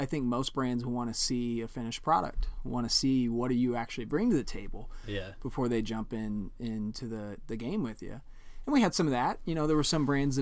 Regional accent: Indiana, United States; moved away; in Indiana, there's not a lot.

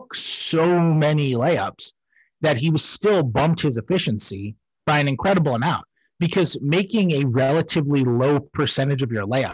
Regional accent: New York, United States; moved away; I'm a New Yorker

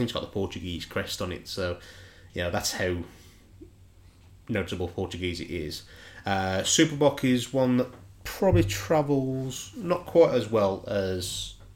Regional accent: Black Country, West Midlands, United Kingdom; accent: Dudley; moved away; where I grew up in the Black Country

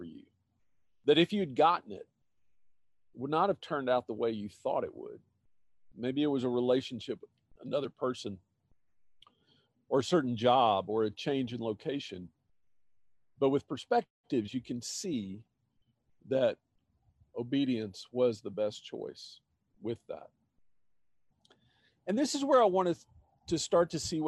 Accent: Austin, Texas, United States; moved away as an adult; the opportunity came up for us to move to my hometown, Austin

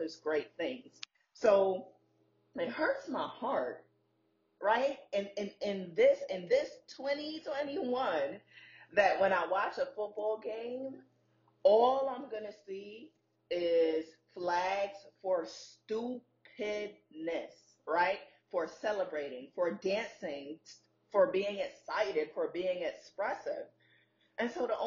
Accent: New York City, New York, United States; moved away; being a girl growing up in Brooklyn

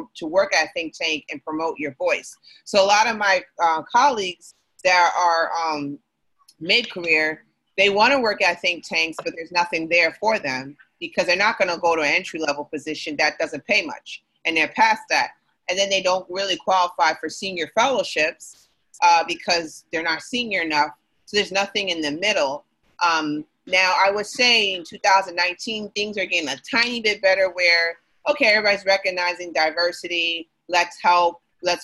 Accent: New York, United States; As a New Yorker

